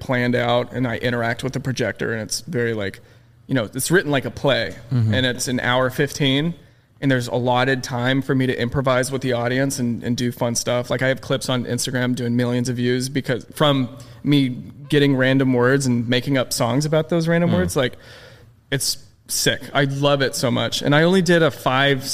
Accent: St. Petersburg, Florida, United States; moved away as an adult; now in Los Angeles, United States; it's in my hometown. It's in Florida.

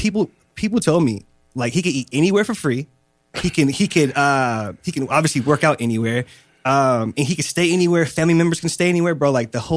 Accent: California, United States; I'm from Cali.

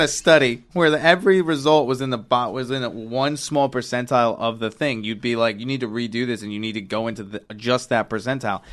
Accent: Virginia, United States; moved away; also born or lived in New York; I grew up in Virginia

